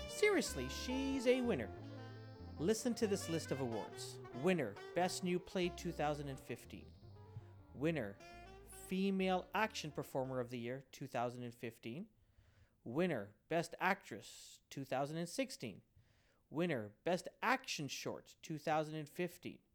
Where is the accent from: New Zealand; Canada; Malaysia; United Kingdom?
Canada; I'm Chinese Canadian.